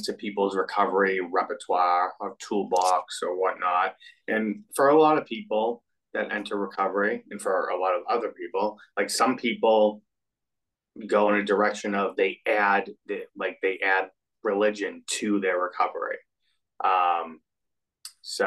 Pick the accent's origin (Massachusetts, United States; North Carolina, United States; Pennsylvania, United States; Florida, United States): Massachusetts, United States; Everett; I grew up in Everett, like a few miles north of Boston